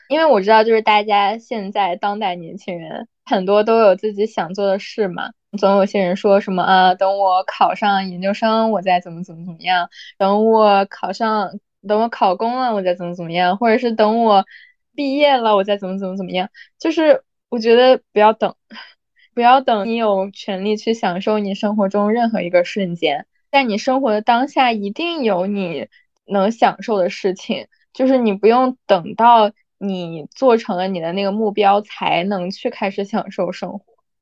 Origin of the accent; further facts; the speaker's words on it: China; moved away; 我记得我之前在国内的时候有上那个拳击课